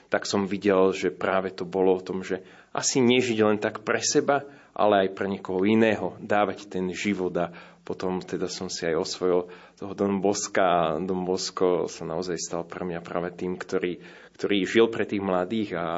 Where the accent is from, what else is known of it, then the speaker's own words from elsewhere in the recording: Dubnica nad Váhom, Trenčín Region, Slovakia; now in Bratislava, Slovakia; Tak ja som z Považia, z Dubnice nad Váhom, kde boli Salesiani. Chodil som do Salesianskej farnosti. Vlastne som vyrastal stále u Salesianov.